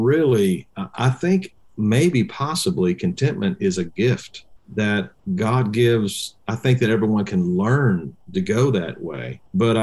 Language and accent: English; Indiana, United States; moved away; I'm originally from Indiana